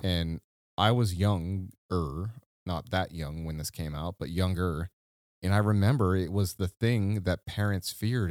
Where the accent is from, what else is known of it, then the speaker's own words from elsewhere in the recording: Midwest, United States; the Midwest safety that you and I grew up